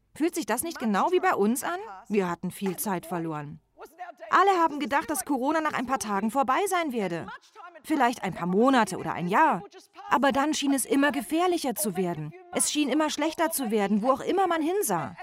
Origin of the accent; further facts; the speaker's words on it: Australia; accent: Australian; Ich habe einen australischen Akzent, falls Sie sich wundern sollten. Meine Familie stammt aus Griechenland